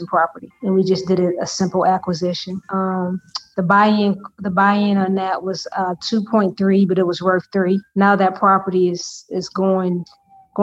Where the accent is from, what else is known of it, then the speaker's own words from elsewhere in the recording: Detroit, Michigan, United States; also born or lived in Houston; I was born and raised in Detroit. I'm a proud Detroiter